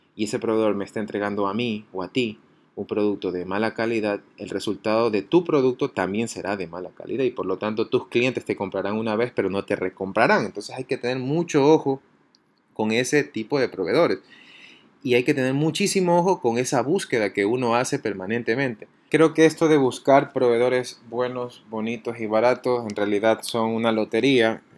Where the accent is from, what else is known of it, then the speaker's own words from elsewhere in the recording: Ecuador; así somos los ecuatorianos